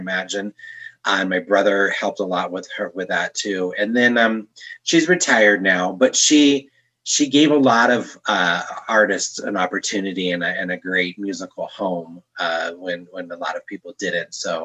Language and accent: English; Northern California, United States; also born or lived in Torrance, California / Chicago; now in Denver, United States; I was born in Torrance, California to working class parents.